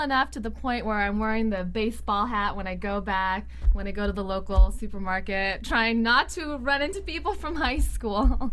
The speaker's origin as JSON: {"language": "English", "town": "San Bruno", "region": "California", "country": "United States", "tie": "born or raised there", "moved": "yes", "said": "the town that I grew up in is rather small, yeah, it's it's adjacent to San Francisco. It's a place called San Bruno."}